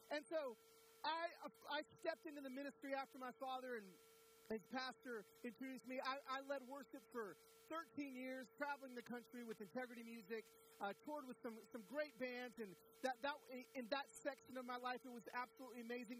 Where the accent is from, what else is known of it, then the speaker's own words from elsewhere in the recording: Pico Rivera, California, United States; I was born in East LA in Pico Rivera, California